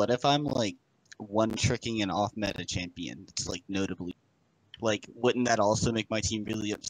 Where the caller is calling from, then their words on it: Louisiana, United States; I'm calling from Louisiana.